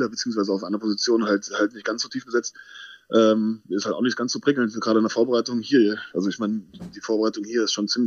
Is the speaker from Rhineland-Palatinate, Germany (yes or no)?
yes; Wittlich, Rhineland-Palatinate, Germany; ist halt da, wo meine Eltern herkommen